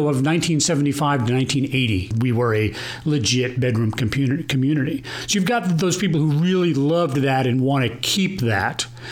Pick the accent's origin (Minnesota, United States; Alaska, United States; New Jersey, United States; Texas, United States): Texas, United States; Plano; here in beautiful Plano, Texas and I'm from Plano. I grew up here.